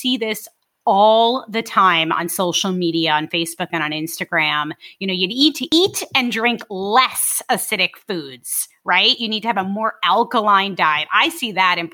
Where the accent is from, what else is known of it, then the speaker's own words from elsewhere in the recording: New York City, New York, United States; I'm from Brooklyn.